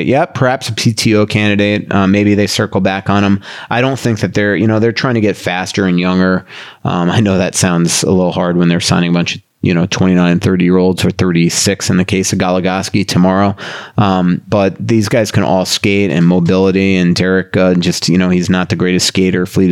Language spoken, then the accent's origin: English; Boca Raton, Florida, United States; the town next to my hometown in Boca Raton